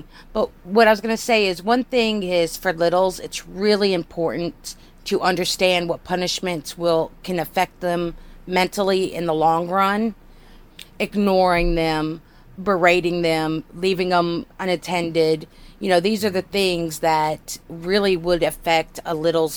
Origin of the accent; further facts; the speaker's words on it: United States; I'm an American